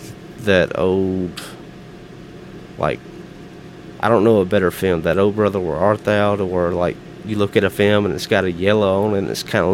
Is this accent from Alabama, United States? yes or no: yes; Alabama, United States; I'm from Alabama.